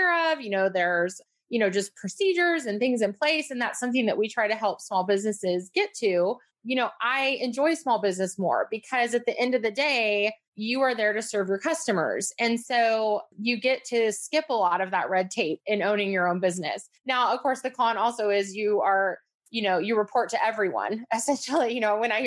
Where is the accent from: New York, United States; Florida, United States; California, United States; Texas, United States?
California, United States; Northern; also born or lived in Atlanta area; now in Atlanta, United States; I'm actually from Northern California. That's where I grew up